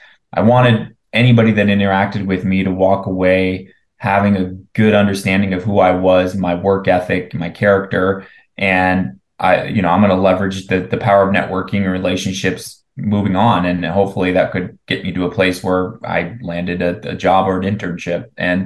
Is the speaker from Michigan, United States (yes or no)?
no; Tucson, Arizona, United States; as a Arizona native, I was not born here, but I was raised here down in Tucson, Arizona, a smaller town just south of here.